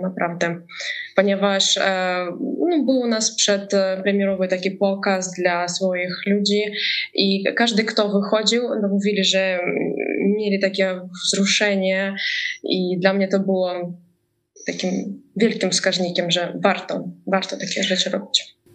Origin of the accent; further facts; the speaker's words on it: Ukraine; też jestem z Ukrainy